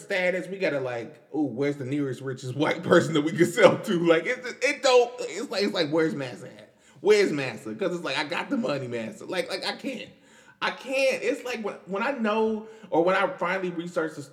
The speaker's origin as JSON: {"language": "English", "country": "United States", "said": "I'm not even from New York, but I am from DC and Maryland"}